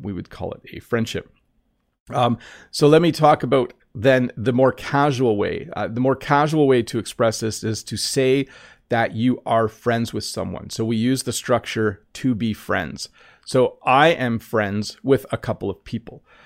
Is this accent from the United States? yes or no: no; Canada; When I was in kindergarten, so school in Canada goes from kindergarten up